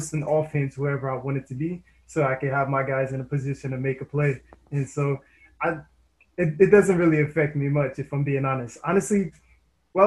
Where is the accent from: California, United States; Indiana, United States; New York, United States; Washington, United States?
Indiana, United States; I'm from Indiana myself